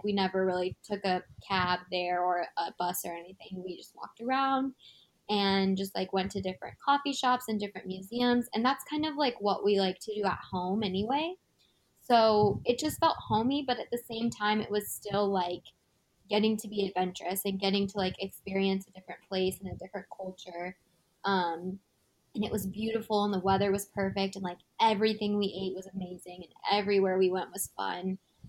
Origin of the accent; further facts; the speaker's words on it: United States; we're from the United States. We are visiting